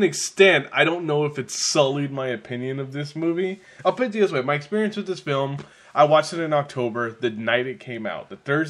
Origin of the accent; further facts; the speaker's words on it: California, United States; I'm from California.